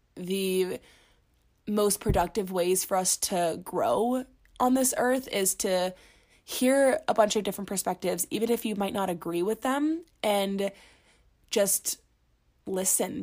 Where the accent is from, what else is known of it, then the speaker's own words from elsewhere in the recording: Orlando, Florida, United States; moved away as an adult; now in Boulder, United States; I'm originally from Orlando, Florida, but I moved to Colorado when I moved to Boulder for school at the University of Colorado Boulder for my second year of college